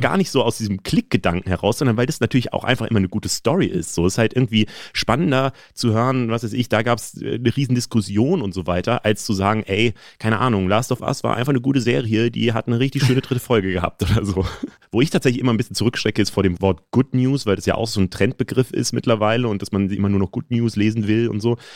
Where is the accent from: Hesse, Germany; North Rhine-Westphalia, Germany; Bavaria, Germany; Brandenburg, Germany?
Hesse, Germany; Frankfurt am Main; moved away; ich bin ja in Frankfurt groß geworden